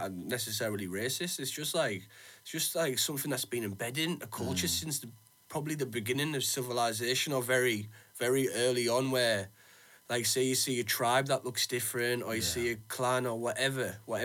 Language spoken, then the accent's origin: English; Middlesbrough, North East England, United Kingdom; we're from Middlesbrough